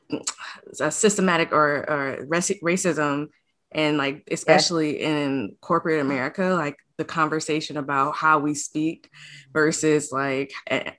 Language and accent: English; Detroit, Michigan, United States; accent: Detroit; also born or lived in Atlanta; I have an accent. It's a Detroit accent